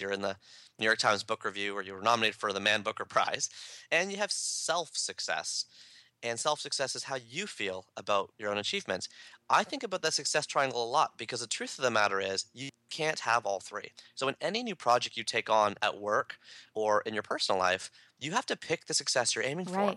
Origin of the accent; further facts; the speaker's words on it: Canada; I'm a Canadian